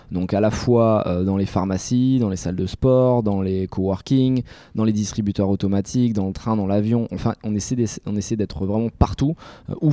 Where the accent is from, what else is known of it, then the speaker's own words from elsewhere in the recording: Bordeaux, Nouvelle-Aquitaine, France; accent: Bordeaux; je suis né {S1} à Bordeaux, un euh, bordelais. Un bordelais.